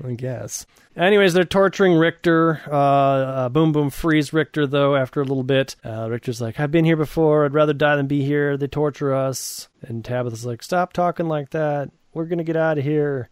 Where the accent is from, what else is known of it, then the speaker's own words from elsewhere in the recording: Wisconsin, United States; I grew up in Wisconsin, and there's a town called Kenosha, which is okay. south of us